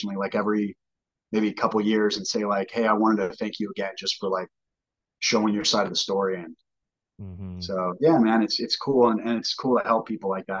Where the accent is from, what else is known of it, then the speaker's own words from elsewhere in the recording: California, United States; we're from California